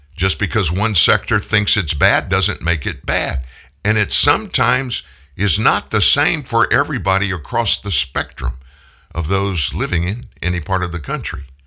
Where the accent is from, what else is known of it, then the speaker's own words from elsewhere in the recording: South Louisiana, United States; also born or lived in Houston, Texas / Shreveport, Louisiana / Indianapolis, Indiana; I'm a lifer in Louisiana. I was born in Houston, but at four, my family moved to South Louisiana, been in Louisiana ever since